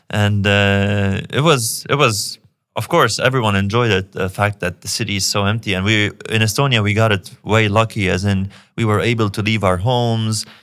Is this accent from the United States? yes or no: no; Lebanon; again, I'm from Lebanon. I'm from a place where the government doesn't take care of you the way it should.